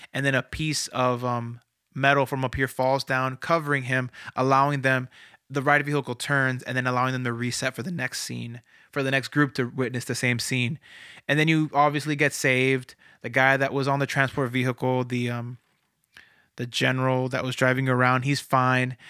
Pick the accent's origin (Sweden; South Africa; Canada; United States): United States; Florida; moved away; I'm from Florida originally, so I've, I go to, I went to Disney a lot growing up